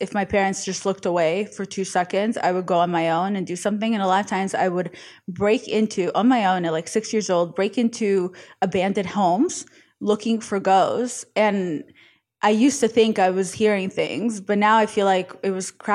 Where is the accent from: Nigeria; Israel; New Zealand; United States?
Israel; moved away; I grew up in Israel